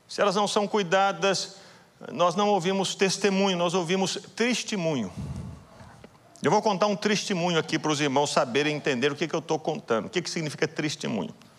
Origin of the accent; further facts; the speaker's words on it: Belo Horizonte, Minas Gerais, Brazil; Eu sou de Belo Horizonte